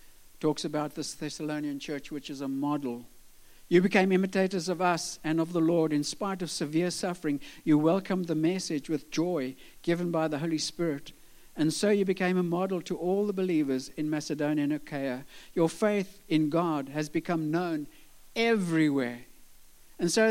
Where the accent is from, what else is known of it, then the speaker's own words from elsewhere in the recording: South Africa; also born or lived in Switzerland; South Africa